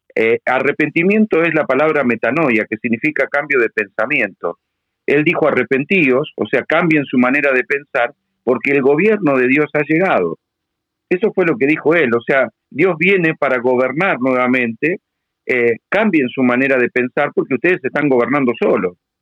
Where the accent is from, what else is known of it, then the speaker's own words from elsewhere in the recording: Argentina; yo soy un ciudadano argentino